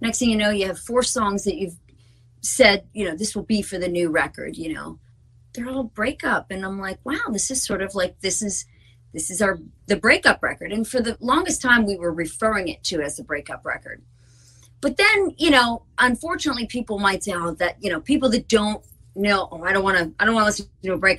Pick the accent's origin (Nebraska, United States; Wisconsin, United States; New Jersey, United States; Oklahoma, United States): New Jersey, United States; We're from Jersey